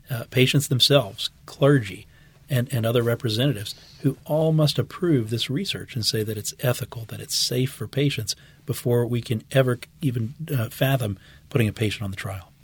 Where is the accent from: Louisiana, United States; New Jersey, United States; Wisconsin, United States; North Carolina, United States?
Louisiana, United States; West Bank; also born or lived in Houston; my family's been, uh, in Louisiana for many generations. I grew up on the West Bank